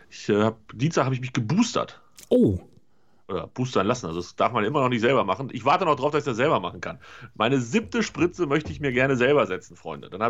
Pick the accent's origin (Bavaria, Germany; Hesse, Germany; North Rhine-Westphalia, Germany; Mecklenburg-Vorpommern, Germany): North Rhine-Westphalia, Germany